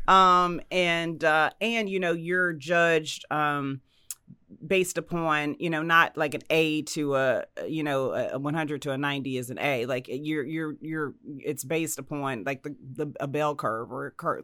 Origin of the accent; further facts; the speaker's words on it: Dallas, Texas, United States; moved away as an adult; also born or lived in Indianapolis, Indiana / New Mexico / Washington, District of Columbia, United States / Baltimore, Maryland; born in Indianapolis, raised in Dallas, Texas